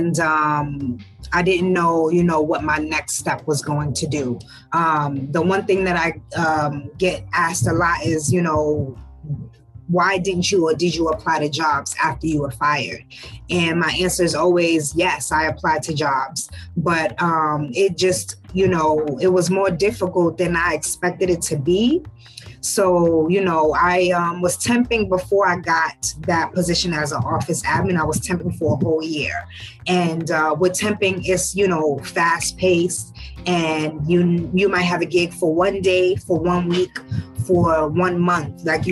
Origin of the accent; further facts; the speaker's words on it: New York City, New York, United States; also born or lived in Ghana / Pennsylvania / Bronx, New York; my parents moved to Harlem, New York. When I was young. So I was raised in Harlem.